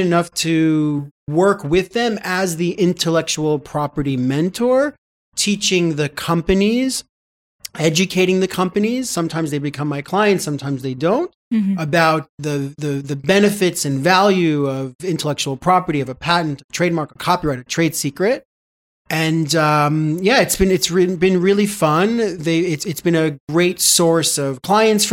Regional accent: New York, United States; moved away as an adult; now in Jerusalem, Israel; I moved from New York, where I'm from

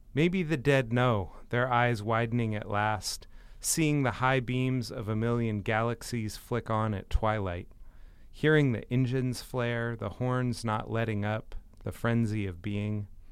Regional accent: United States; as an American

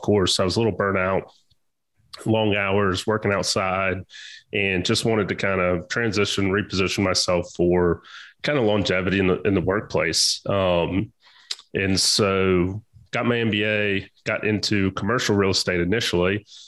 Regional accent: Augusta, Georgia, United States; also born or lived in Corpus Christi, Texas; So kind of where I grew up. I'm originally from Corpus Christi, Texas, but by way of my father being in the military, ended up in Augusta, Georgia.

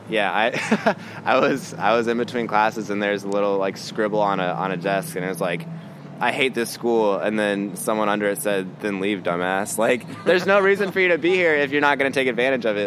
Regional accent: Kansas City, Missouri, United States; now in Chicago, United States; I grew up in Kansas City, Missouri

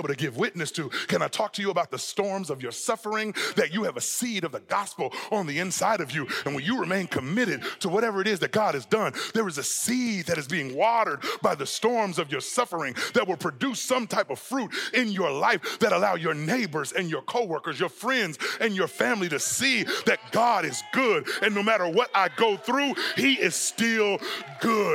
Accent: Southern California, United States; now in Texas, United States; I'm from Southern California

